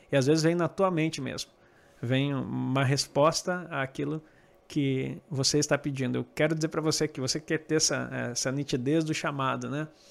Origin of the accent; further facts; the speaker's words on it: Santo Ângelo, Rio Grande do Sul, Brazil; moved away as an adult; Eu cheguei em Santo Ângelo de volta, que era a terra que minha terra natal, onde eu morava lá